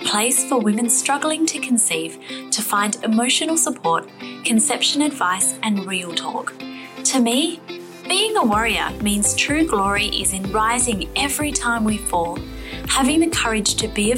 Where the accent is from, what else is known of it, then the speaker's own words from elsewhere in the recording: Perth, Western Australia, Australia; Rebecca lives in my hometown